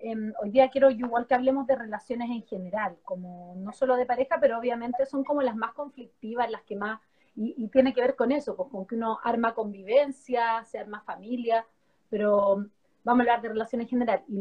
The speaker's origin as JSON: {"language": "Spanish", "town": "Ushuaia", "region": "Tierra del Fuego", "country": "Argentina", "tie": "born or raised there", "moved": "yes", "said": "No, no es mi tierra natal, es el lugar donde crecí."}